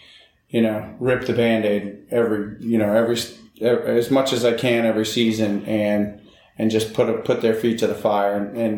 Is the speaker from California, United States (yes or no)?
yes; California, United States; I came from California, and, you know, I was like, okay, Indiana.